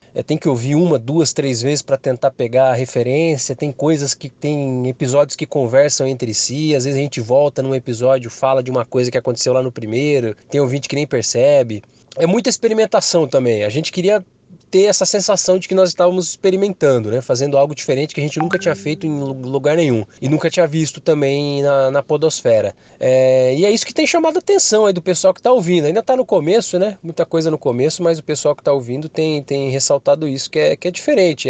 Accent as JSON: {"language": "Portuguese", "region": "interior of São Paulo", "country": "Brazil", "said": "Eu sou do interior de São Paulo"}